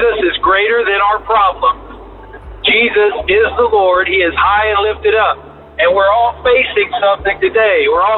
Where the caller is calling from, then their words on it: Mobile, Alabama, United States; I'm calling from Interstate 10 in Mobile, Alabama.